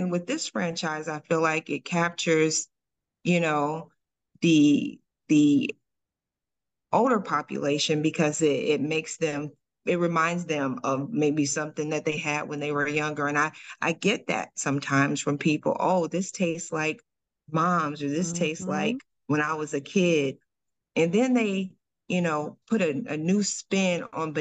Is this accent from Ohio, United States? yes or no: yes; Dayton, Ohio, United States; now in Cincinnati, United States; I'm originally from Dayton, Ohio, but I moved to Cincinnati. I've been here almost 30 years.